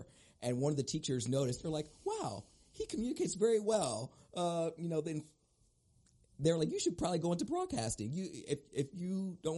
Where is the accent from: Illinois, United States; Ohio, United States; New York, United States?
Ohio, United States; Oberlin; I grew up in Oberlin. My graduating class was like 98.